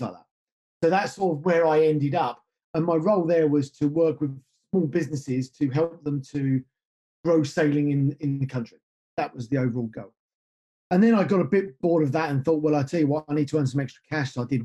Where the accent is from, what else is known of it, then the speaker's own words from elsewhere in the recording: United Kingdom; I grew up just north of London